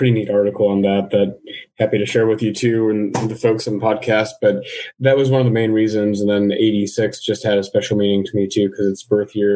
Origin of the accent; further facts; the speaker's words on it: Midwest, United States; growing up in the Midwest